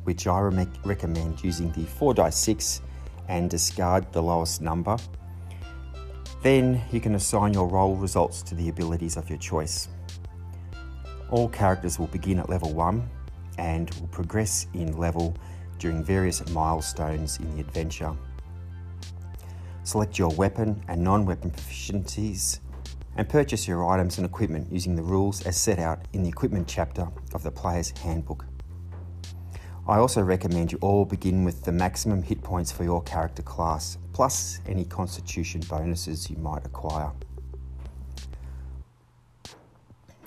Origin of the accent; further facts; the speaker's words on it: Australia; my hometown here in Australia